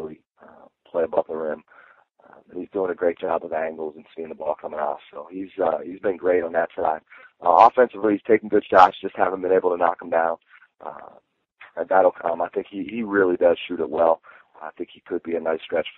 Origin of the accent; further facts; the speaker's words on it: Pittsburgh, Pennsylvania, United States; also born or lived in New York; now in McAllen, United States; I grew up in Pittsburgh